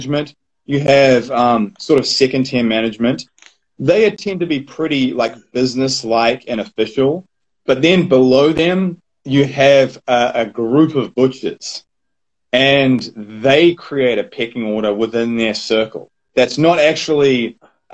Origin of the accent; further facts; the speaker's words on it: New Zealand; growing up in New Zealand, I fell into the butchery industry